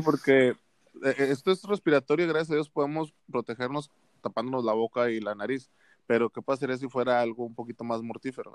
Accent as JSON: {"language": "Spanish", "town": "Monterrey", "region": "Nuevo León", "country": "Mexico", "said": "aquí en la ciudad de la que somos de Monterrey"}